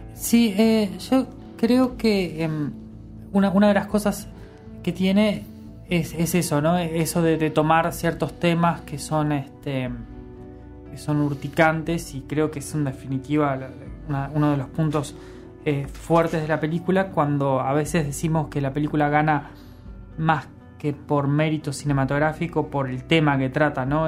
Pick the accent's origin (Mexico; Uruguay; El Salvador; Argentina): Uruguay; somos uruguayos